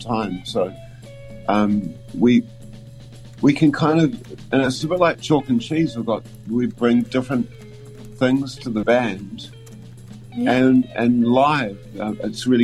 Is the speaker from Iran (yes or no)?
no; Dunedin, Otago, New Zealand; moved away; I grew up in Dunedin as a young art student.